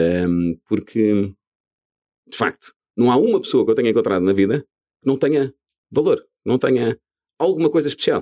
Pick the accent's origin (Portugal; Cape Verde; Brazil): Portugal; moved away as an adult; quando saímos de Portugal, enfim, uma pessoa com verdadeiras raízes neste país